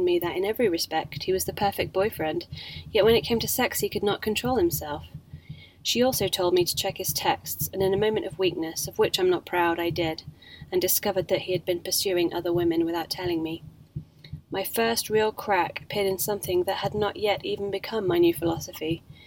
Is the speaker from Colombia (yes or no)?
no; England, United Kingdom; Being English